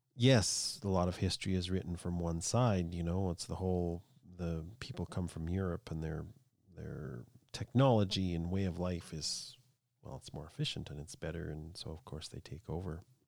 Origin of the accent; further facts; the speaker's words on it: Canada; I'm a Canadian